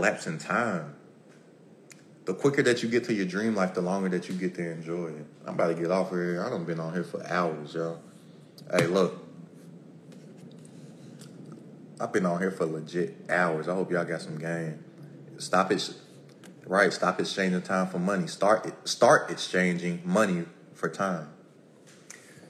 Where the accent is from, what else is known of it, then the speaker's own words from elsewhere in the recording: Lexington, Kentucky, United States; I am from Kentucky, Lexington, Kentucky, 859